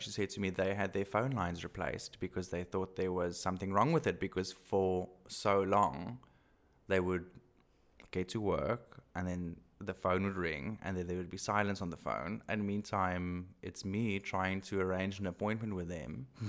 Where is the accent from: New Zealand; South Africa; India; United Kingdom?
South Africa; accent: Afrikaans; English is a second language; I'm so Afrikaans. I'm going to be so horrified when I listen to this and hear my accent.